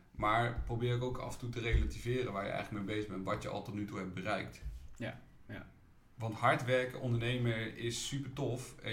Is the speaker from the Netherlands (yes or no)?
yes; Utrecht, Netherlands; ik ben wel echt een Utrechter, dus uh, ook Dot Slash, maar ook de stadstuin en dingen, die doe ik ook wel om de stad mooier te maken.